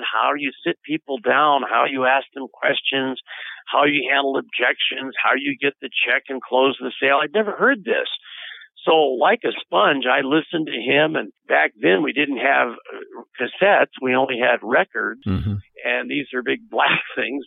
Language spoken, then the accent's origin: English; United States